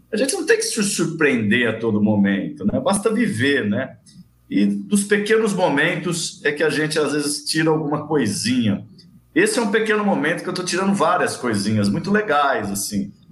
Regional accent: Araraquara, São Paulo, Brazil; Eu sou de Araraquara, né? Eu trabalhei muito tempo no Rio, São Paulo, em outros lugares, mas eu sou de Araraquara e estou em Araraquara.

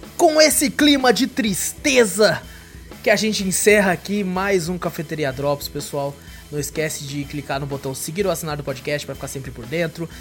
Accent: Brazil; sou do Brasil, from Brasil

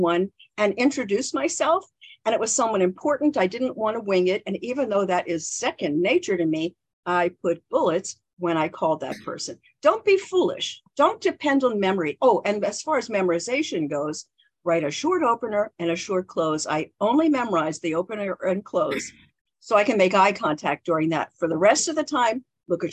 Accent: Baltimore, Maryland, United States; moved away; I grew up in Baltimore, Maryland. And in Baltimore, we never said any final consonant.

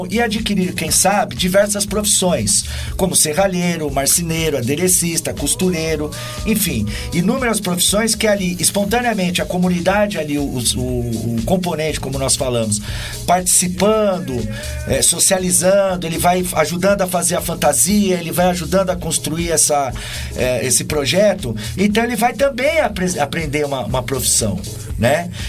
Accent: São Paulo, Brazil; onde eu sou nascido e criado na Vila Brasilina.

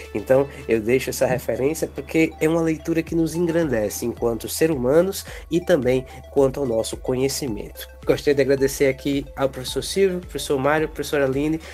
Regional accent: Brazil; nós enquanto brasileiros

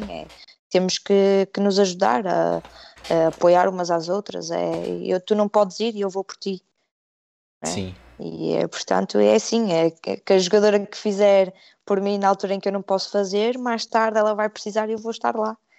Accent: Portugal; moved away as an adult; now in United Kingdom; eu sou portuguesa

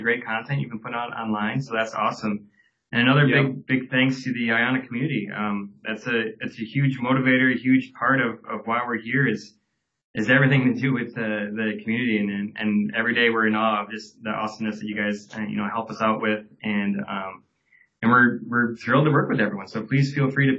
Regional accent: Wisconsin, United States; I just born and raised in Wisconsin

